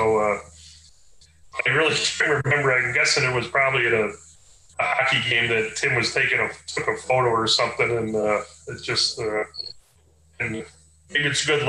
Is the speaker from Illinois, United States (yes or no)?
yes; Chicago, Illinois, United States; moved away as an adult; also born or lived in Naperville, Illinois / Aurora, Illinois; now in St. Cloud, United States; I grew up down in the Chicago area and right. Suburbs